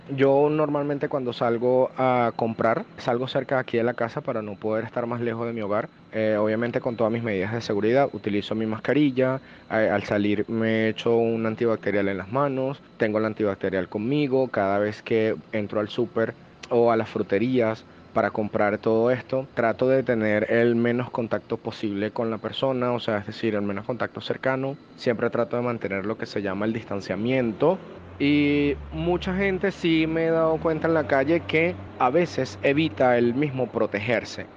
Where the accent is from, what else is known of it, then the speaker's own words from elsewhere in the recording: Caracas, Capital District, Venezuela; tengo 30 años y soy de Caracas, Venezuela